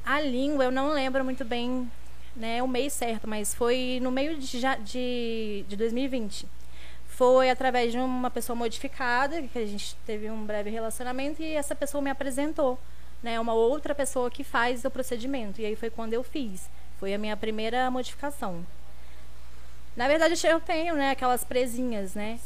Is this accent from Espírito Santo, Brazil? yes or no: yes; Guaçuí, Espírito Santo, Brazil; now in São Paulo, Brazil; Eu sou de Guaçuí, interior do Espírito Santo